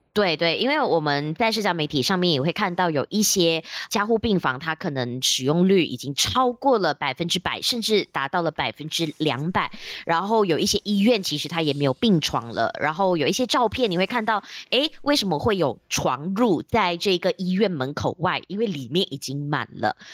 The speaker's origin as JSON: {"language": "Chinese", "town": "George Town", "region": "Penang", "country": "Malaysia", "tie": "born or raised there", "also_born_or_lived": "Taiwan", "moved": "as an adult", "lives_now": "Kuala Lumpur, Malaysia", "said": "因为我现在在吉隆坡工作，然后我的家乡是在槟城"}